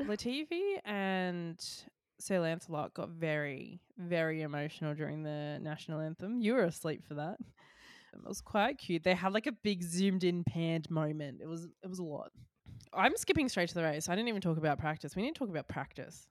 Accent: Australia; As an Australian

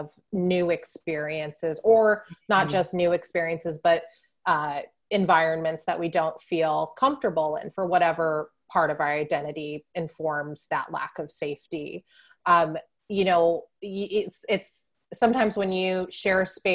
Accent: San Diego, California, United States; I grew up in San Diego, which is right on the ocean

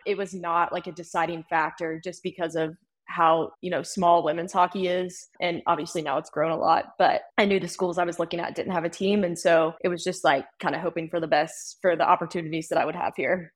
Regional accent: Winston-Salem, North Carolina, United States; I grew up in North Carolina

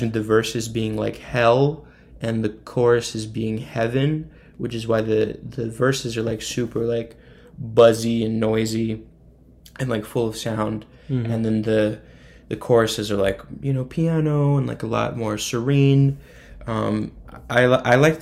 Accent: northern Indiana, United States; I'm from Indiana. Kokomo is more in South Indiana. I'm from the north part, closer to Michigan

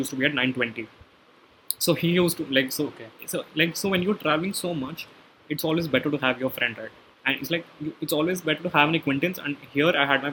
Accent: Gurgaon, Haryana, India; I come from Gurgaon

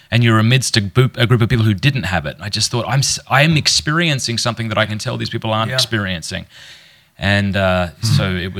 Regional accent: Port Pirie, South Australia, Australia; I was raised in Port Pirie, South Australia, a small country town.

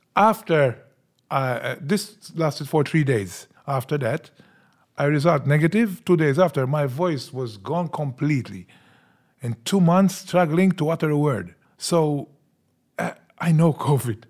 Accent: Senglea, Malta; We came from Sanglia, from the south, and we were always, we had, we had this stigma about us as well

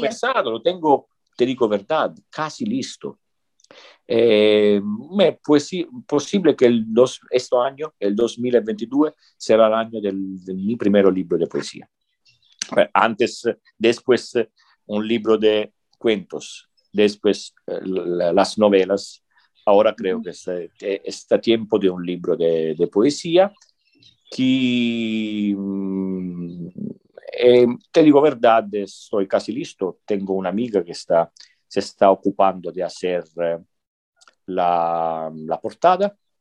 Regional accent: Sicily, Italy; Spanish is a second language; moved away as an adult; also born or lived in northern Italy; Yo soy de Sicilia

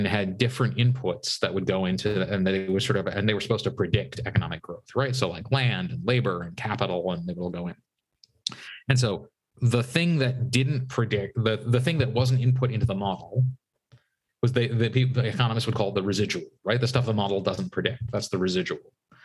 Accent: United States; I grew up outside Washington, D.C.

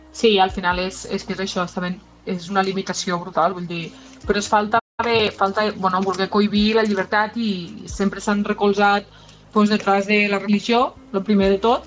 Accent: Catalonia, Spain; som catalans

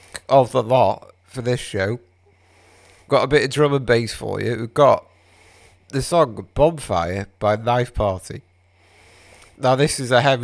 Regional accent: Wales, United Kingdom; I'm Welsh

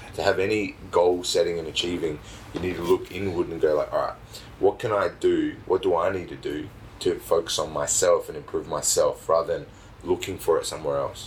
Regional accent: Australia; I'm fairly Australian. Like I, I was brought up here and born here.

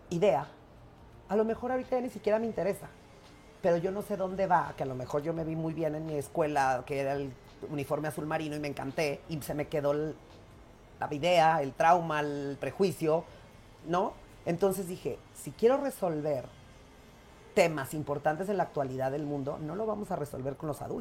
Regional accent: Mexico; yo parezco egipcio y soy mexicano.

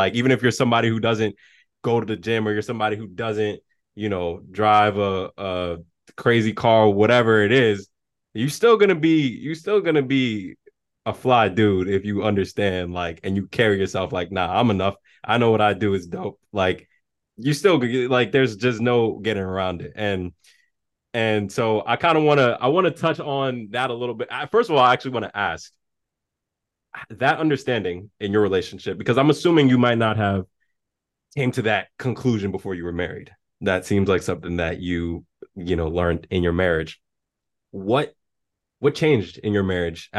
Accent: New York, United States; I'm from New York

